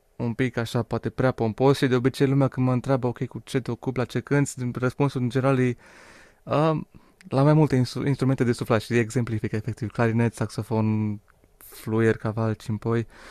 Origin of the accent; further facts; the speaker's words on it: Suceava, Suceava County, Romania; sunt originar din Suceava